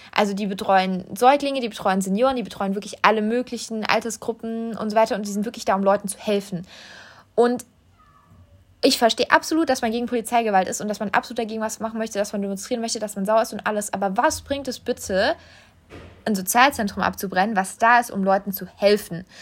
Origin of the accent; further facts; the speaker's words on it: Germany; now in France; bei uns in Deutschland